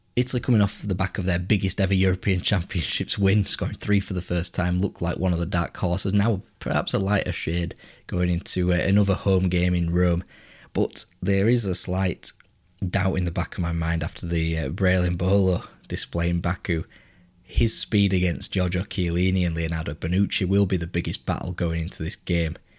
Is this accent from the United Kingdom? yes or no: yes; England, United Kingdom; being English